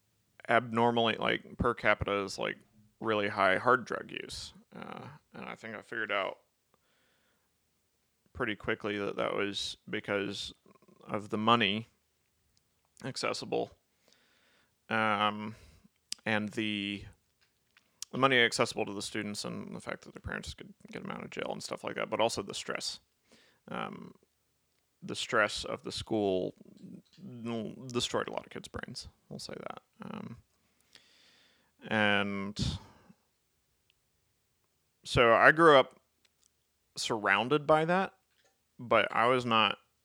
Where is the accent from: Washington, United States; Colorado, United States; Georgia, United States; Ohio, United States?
Georgia, United States; Albany; I was born in Albany, Georgia.